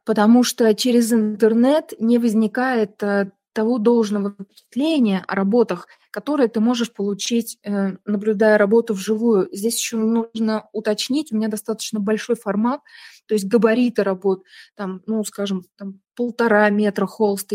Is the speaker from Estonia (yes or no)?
yes; Tallinn, Harju County, Estonia; first language Russian; Я из Сталина, мне 48 лет